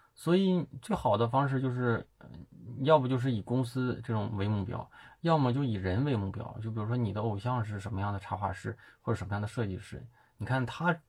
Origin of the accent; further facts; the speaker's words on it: China; 我们中国人